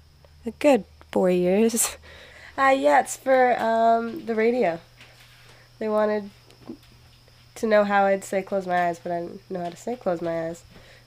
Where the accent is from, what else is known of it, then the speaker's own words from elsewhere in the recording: Alert Bay, British Columbia, Canada; first language Kwakwala; Kwakwala is my native language.